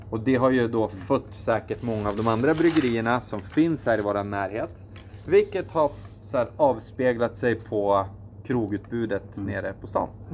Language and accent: Swedish; Östersund, Jämtland, Sweden; Jag är eh, från Östersund